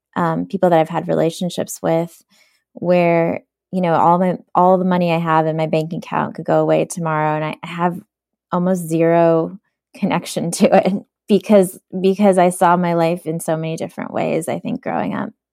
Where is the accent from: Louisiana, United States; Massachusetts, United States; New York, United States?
New York, United States; New York City; English is a second language; also born or lived in Soviet Union; super poor growing up in Brooklyn